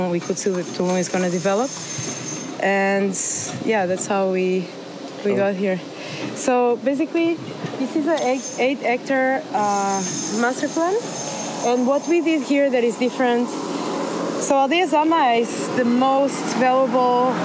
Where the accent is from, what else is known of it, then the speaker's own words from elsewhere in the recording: Portugal; moved away as an adult; also born or lived in Berlin / Rotterdam; now in Mexico; I come from Portugal